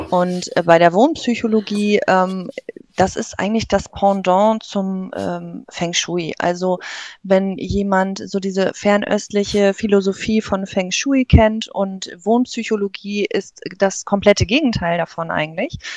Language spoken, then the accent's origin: German; Northern Germany, Germany; Also wie man hört, ähm, ich komme aus dem Norden, ähm, gebürtig, äh, ja